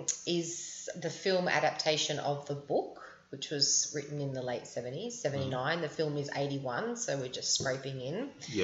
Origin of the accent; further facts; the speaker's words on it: Sydney, New South Wales, Australia; We grew up on the North Shore. We didn't grow up in surfing culture.